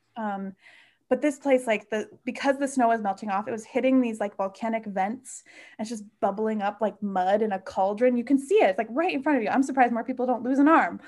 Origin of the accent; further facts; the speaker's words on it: Midwest, United States; moved away; growing up in the Midwest, road tripping is, like, a way of life